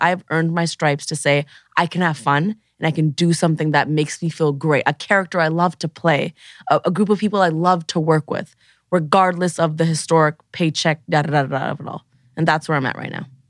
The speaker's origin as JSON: {"language": "English", "town": "Toronto", "region": "Ontario", "country": "Canada", "tie": "born or raised there", "moved": "as an adult", "lives_now": "Los Angeles, United States", "said": "Growing up in Toronto, in university, I knew exactly one queer person"}